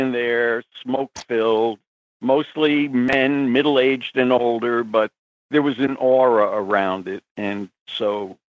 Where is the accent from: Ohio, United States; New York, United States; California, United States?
New York, United States; New York City; Well, I've grown up in Queens, New York.